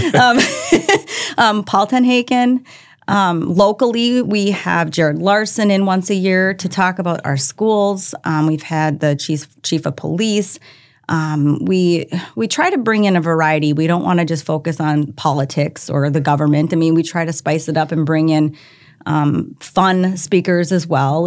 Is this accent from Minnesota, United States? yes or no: yes; Minnesota, United States; moved away as an adult; now in Brandon, South Dakota, United States; I, I grew up in Minnesota. I was a Minnesota girl, loved it there.